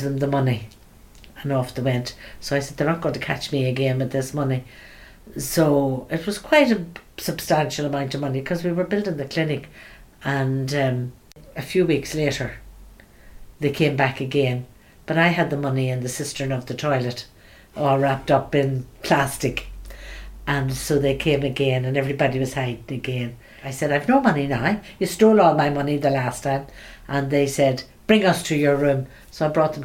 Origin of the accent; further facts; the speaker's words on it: Belfast, Northern Ireland, United Kingdom; also born or lived in Sierra Leone / Nigeria; I was born in Belfast. I went to school with the Daughters of Charity from I was five